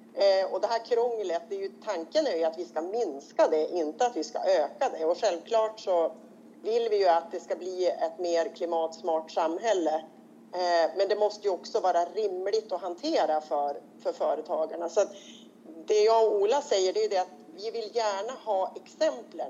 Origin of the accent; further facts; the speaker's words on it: Robertsfors, Västerbotten County, Sweden; jag kommer från Västerbotten, eh, från Robertsfors kommun